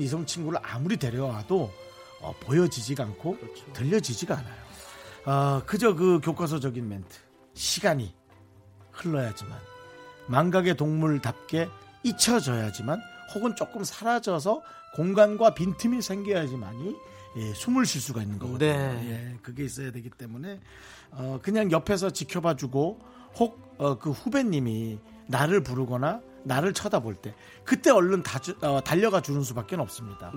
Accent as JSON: {"language": "Korean", "town": "Gangneung", "region": "Gangwon", "country": "South Korea", "tie": "born or raised there", "moved": "yes", "said": "그리고 우리 때는 강릉이었거든요"}